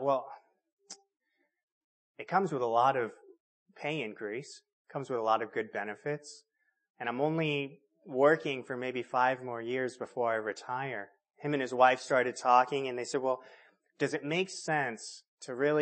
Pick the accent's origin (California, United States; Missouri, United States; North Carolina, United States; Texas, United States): California, United States; moved away; I grew up in California.